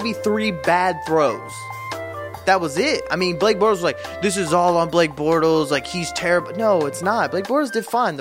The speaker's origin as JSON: {"language": "English", "region": "Florida", "country": "United States", "said": "I'm from Florida"}